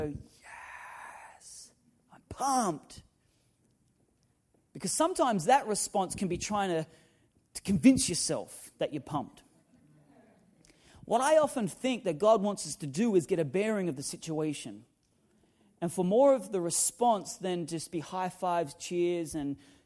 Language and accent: English; Newcastle, New South Wales, Australia; moved away; growing up in Newcastle in Australia